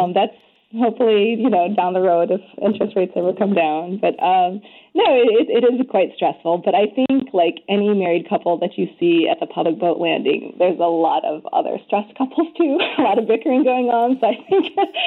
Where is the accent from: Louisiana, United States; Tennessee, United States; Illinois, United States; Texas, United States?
Illinois, United States; Chicago suburbs; now in Minnesota, United States; I grew up in the Chicago suburbs